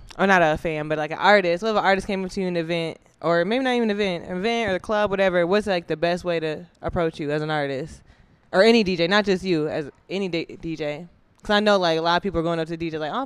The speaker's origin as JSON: {"language": "English", "area": "the North", "region": "Northern United States", "country": "United States", "said": "I'm from the North, too"}